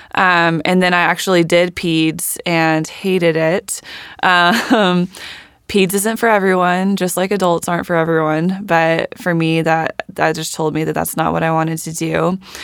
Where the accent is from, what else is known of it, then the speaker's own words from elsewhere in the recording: Warner Robins, Georgia, United States; also born or lived in Atlanta, Georgia; I grew up in Warner Robins, Georgia